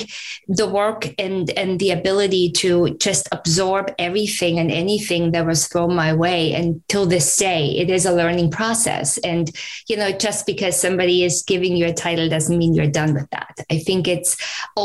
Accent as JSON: {"language": "English", "country": "Germany", "accent": "German", "second_language": "English", "moved": "as an adult", "lives_now": "United States", "said": "I'm originally from Germany. You might pick up the accent still."}